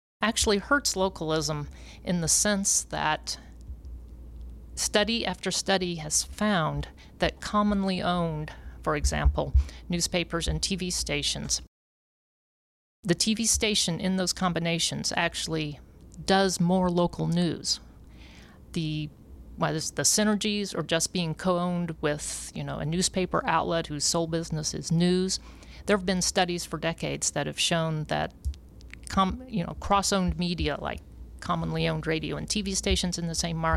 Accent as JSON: {"language": "English", "town": "Jefferson City", "region": "Missouri", "country": "United States", "tie": "born or raised there", "said": "my hometown, Jefferson City, Missouri"}